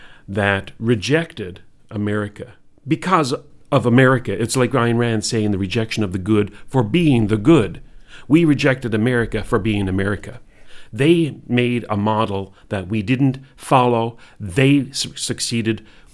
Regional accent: Canada

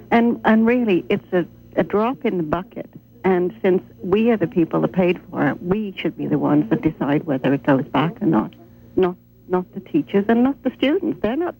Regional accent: England, United Kingdom; moved away; I was in England. I was raised in England, and I was there.

